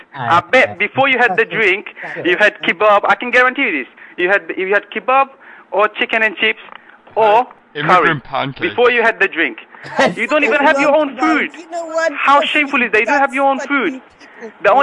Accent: Bangladesh; now in United Kingdom; I'm from Bangladesh. I'm not even from India

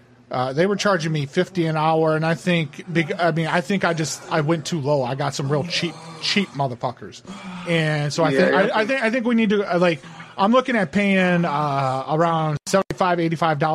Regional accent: Trenton, New Jersey, United States; Yeah, I was from Trenton, New Jersey originally. I was out in that area

